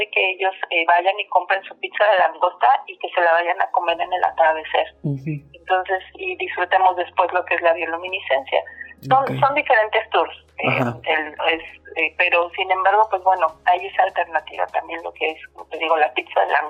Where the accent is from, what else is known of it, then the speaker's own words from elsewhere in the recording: Mexico City, Mexico; moved away as an adult; now in Cancún, Mexico; Nosotros nos mudamos aquí a, la zona de Cancún, nosotros somos de la Ciudad de México.